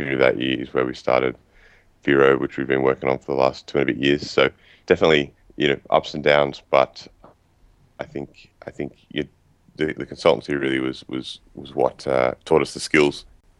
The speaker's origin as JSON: {"language": "English", "town": "Sydney", "region": "New South Wales", "country": "Australia", "tie": "born or raised there", "said": "I am from Sydney, Australia. So still live here now. I've lived here most of my life."}